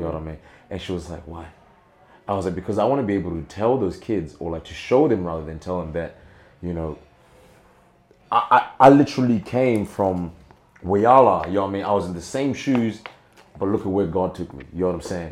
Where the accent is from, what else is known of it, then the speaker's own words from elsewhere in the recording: Zimbabwe; now in Australia; I still have my culture, and I am Zimbabwean at birth